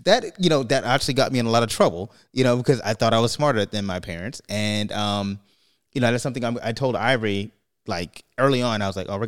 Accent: New York, United States; moved away; also born or lived in California; I grew up in New York

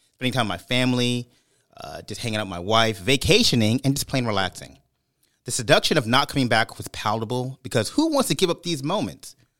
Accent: Brooklyn, New York, United States; moved away; also born or lived in Bay Area, California; I had the benefit of growing up in Brooklyn and then moving to the East Coast

